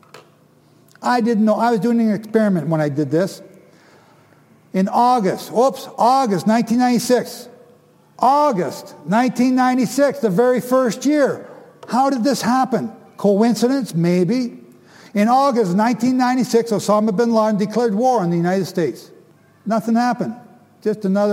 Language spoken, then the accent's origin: English; Canada; I'm from Canada